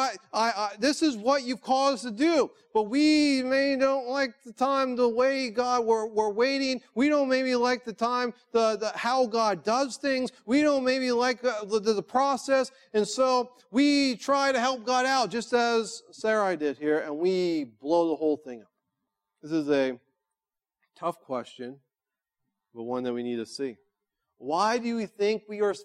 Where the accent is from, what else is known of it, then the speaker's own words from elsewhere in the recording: United States; as American followers of Jesus